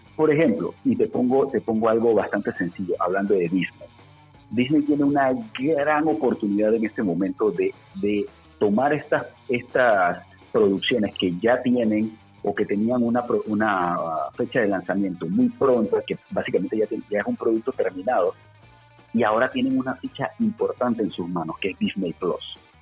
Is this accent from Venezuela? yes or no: no; Panama; en nuestro país, en Panamá